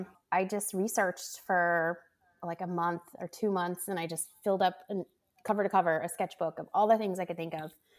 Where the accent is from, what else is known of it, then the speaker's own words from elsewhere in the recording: California, United States; I grew up in California